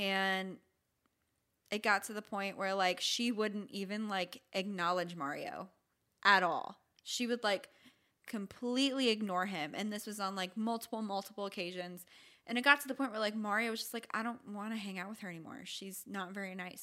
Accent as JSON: {"language": "English", "town": "St. Petersburg", "region": "Florida", "country": "United States", "tie": "born or raised there", "also_born_or_lived": "Michigan", "said": "my hometown"}